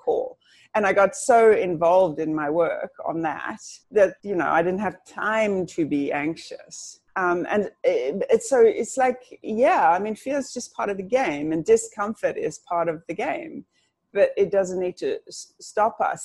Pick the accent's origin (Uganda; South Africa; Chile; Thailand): South Africa; I'm actually South African, just listen to that yaw that sneaks out every now and then